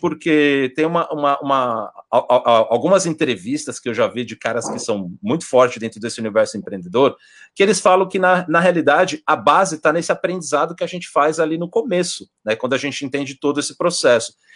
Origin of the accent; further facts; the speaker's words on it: Brazil; moved away; nós brasileiros